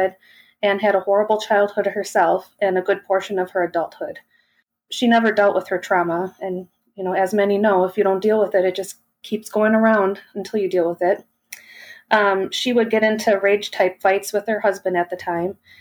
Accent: Milwaukee, Wisconsin, United States; I was born in May of 1983 in Milwaukee, Wisconsin

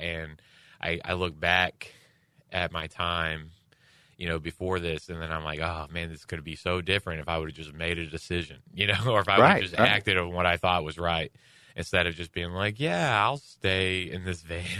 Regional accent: Houston, Texas, United States; And I'm from Houston, where it's 100 and 100, you know, 100 degrees and 100 degree humidity.

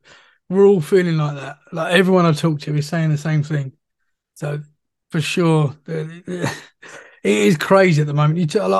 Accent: England, United Kingdom; I'm from England

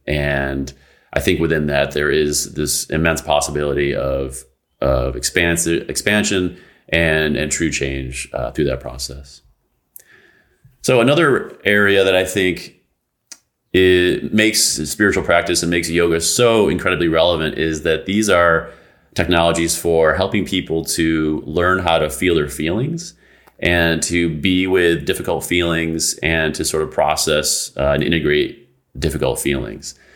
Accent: United States; this country, in the United States

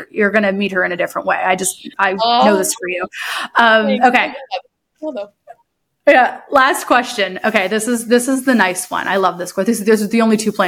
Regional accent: Huntsville, Ontario, Canada; when I was younger, so I grew up like living in Deerhurst Resort

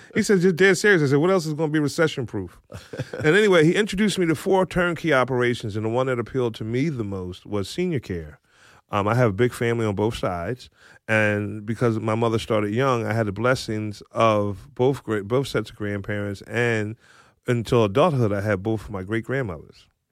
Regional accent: Philadelphia, Pennsylvania, United States; now in Mantua Township, United States; I grew up in West Philadelphia

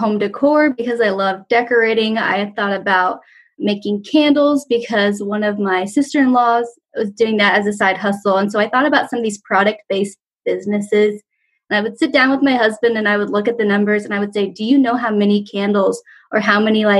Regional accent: Wichita, Kansas, United States; also born or lived in London; I am from Kansas. I grew up in Wichita, Kansas

